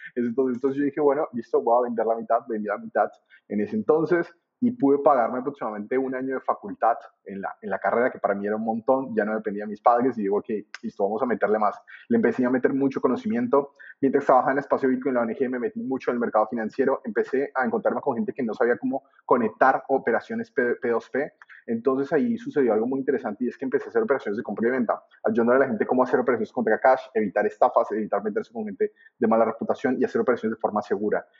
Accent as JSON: {"language": "Spanish", "country": "Colombia", "moved": "as an adult", "lives_now": "Buenos Aires, Argentina", "said": "si bien estoy en Argentina, mi, acento no es de acá, yo soy colombiano. emigré de Colombia a mediados del, 2010 hacia, hacia Buenos Aires. Estaba, ah, había salido del colegio"}